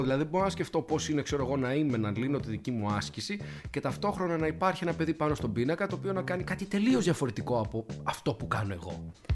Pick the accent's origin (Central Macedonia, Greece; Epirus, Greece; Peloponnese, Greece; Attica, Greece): Attica, Greece; Athens; ένα παιδί που μεγάλωσε στην Αθήνα